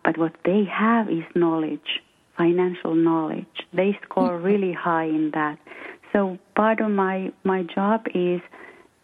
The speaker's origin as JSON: {"language": "English", "country": "Finland", "first_language": "Finnish", "second_language": "English", "moved": "as an adult", "lives_now": "West Coast, United States", "said": "I'm from Finland. I'm Finnish. And I came to this country 26 years ago"}